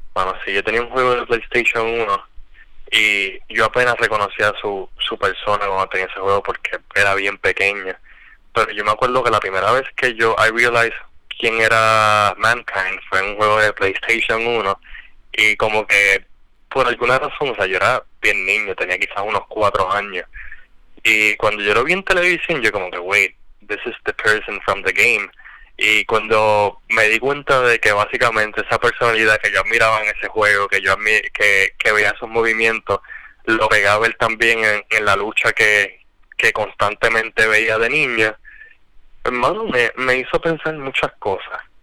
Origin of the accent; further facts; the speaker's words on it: Puerto Rico; aquí en Puerto Rico, en el barrio donde yo me crié en Cuchilla